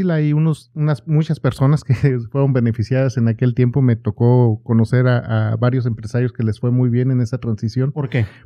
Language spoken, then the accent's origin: Spanish; Guadalajara, Jalisco, Mexico; moved away as an adult; also born or lived in Los Mochis, Sinaloa; now in Oklahoma, United States; Yo nací en, en Los Mochis, Sinaloa. Ah, sinaloense. Este, de chico me fui a vivir a, Guadalajara. Realmente mi familia es de Jalisco y prácticamente toda mi vida estuve en, Jalisco viviendo. Y, hace unos años nos venimos para acá, para, para Oklahoma